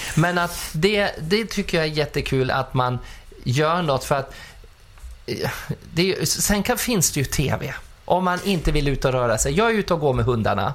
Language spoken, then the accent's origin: Swedish; Furuvik, Gävleborg County, Sweden; also born or lived in Skutskär; now in Stockholm, Sweden; Pappa hade ju Furuviks bilmekaniska ja. där jag växte upp.